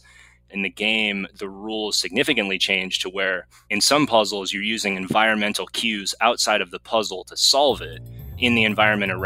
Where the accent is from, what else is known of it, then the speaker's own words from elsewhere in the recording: California, United States; also born or lived in Massachusetts; Been in California most of my life. I was born in Massachusetts and I moved out when I was about 7 or 8. And I did all my schooling in California after